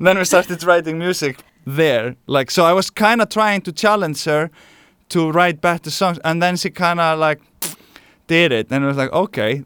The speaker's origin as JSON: {"language": "English", "country": "Iceland", "moved": "yes", "lives_now": "Barcelona, Spain", "said": "I'm from Iceland, and we live here now in Barcelona, Spain."}